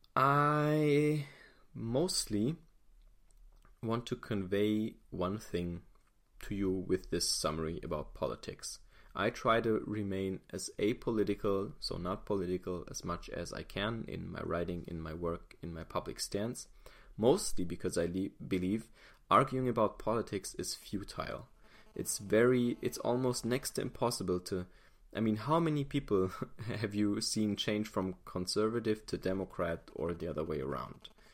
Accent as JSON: {"language": "English", "country": "Germany", "said": "I'm not American. I'm German"}